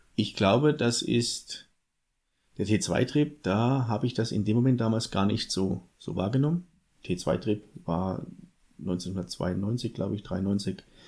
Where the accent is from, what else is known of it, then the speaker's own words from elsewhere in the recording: Southern Thuringia, Germany; accent: Franconian-tinged; moved away; also born or lived in Lichtenfelser Land, Bavaria; Zugroaster aus Südthüringen. Also der südliche Zipfel von Thüringen, deswegen auch der fränkische Spracheinschlag